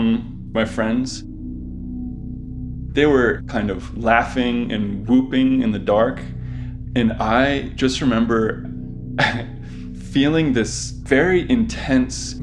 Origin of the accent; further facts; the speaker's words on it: Providence, Rhode Island, United States; I grew up in Providence, Rhode Island, and the summer I turned 16, I discovered an abandoned train tunnel that ran almost directly beneath my house.